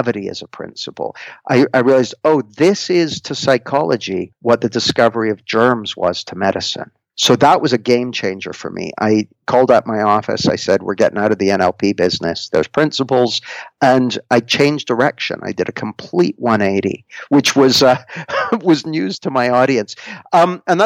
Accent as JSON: {"language": "English", "country": "Canada", "tie": "born or raised there", "moved": "as an adult", "lives_now": "Nottingham, United Kingdom", "said": "I grew up in Canada, and I moved to the UK when I was about 20"}